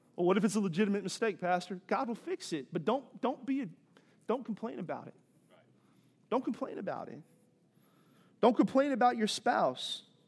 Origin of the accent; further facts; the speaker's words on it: East Coast, United States; moved away as an adult; also born or lived in Southeast Texas / Los Angeles; now in Texas, United States; I grew up on the East Coast, and then I lived here in Southeast Texas for most of my adult life